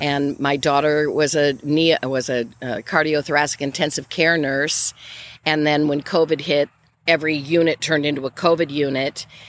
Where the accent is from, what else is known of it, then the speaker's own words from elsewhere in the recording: Grand Rapids, Michigan, United States; moved away; also born or lived in California; when I was growing up in Grand Rapids, Michigan